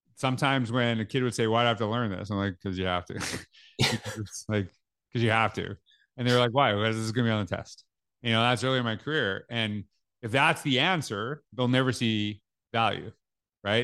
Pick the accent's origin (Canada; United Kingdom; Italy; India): Canada; growing up in Canada, we, we were taught French in school.